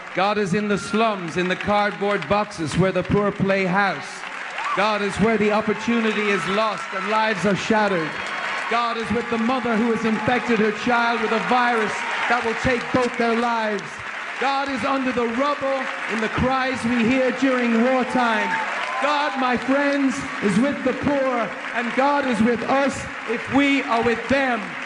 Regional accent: Dublin, Leinster, Ireland; a very white, almost pink Irish man growing up in Dublin

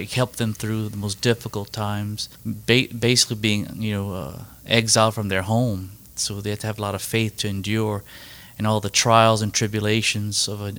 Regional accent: Cow Island, Louisiana, United States; I'm originally from a place called Cow Island

